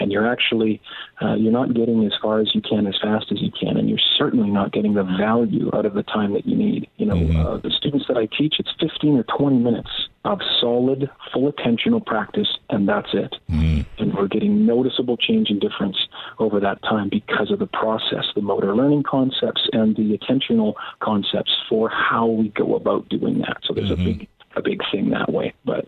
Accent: Canada; Being a Canadian police officer, I'm out of holidays this year

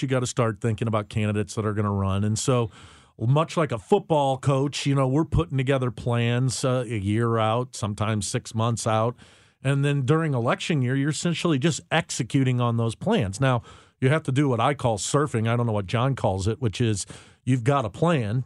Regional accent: United States; as an American citizen

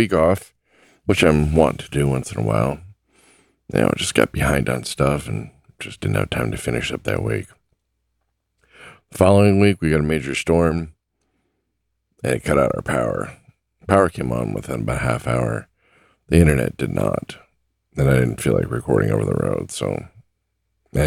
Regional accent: United States; I'm an American

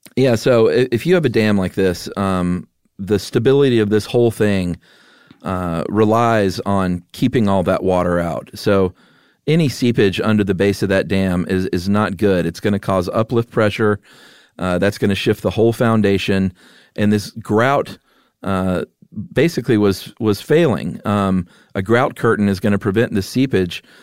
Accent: Atlanta, Georgia, United States; moved away; also born or lived in Yuma; growing up in Atlanta

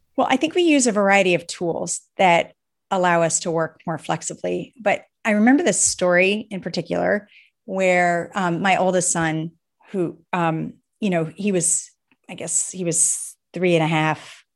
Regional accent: Cleveland, Ohio, United States; I'm from Cleveland, Ohio

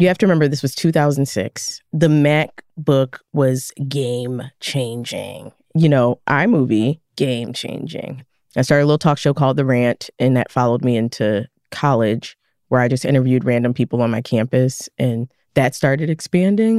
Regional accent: Philadelphia, Pennsylvania, United States; I was a kid growing up in West Philly, pretty rough city

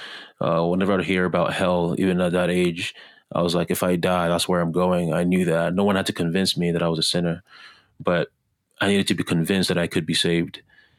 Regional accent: Montreal, Quebec, Canada; also born or lived in Ghana; I was born in Ghana, West Africa, and I'm biased, but I would say the best African country in the world. When I was 10 years old, I moved to Canada, particularly Montreal, Canada, and Quebec, French-speaking side of Canada.

